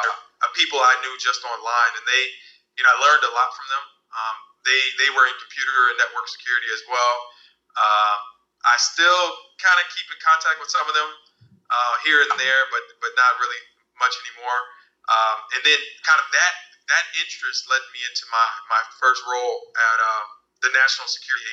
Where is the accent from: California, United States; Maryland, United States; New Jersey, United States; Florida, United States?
Maryland, United States; moved away as an adult; now in San Francisco, United States; so I let people know that I'm from the East Coast. I moved to San Francisco from Maryland, and I was in the DMV area for a while, you know, including college, so a good amount of time.